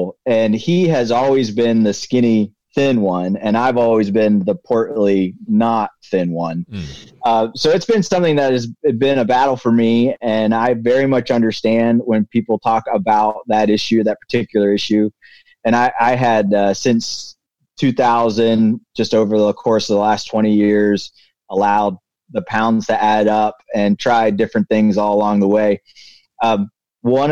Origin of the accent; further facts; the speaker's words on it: Reading, Pennsylvania, United States; I was born in Reading, Pennsylvania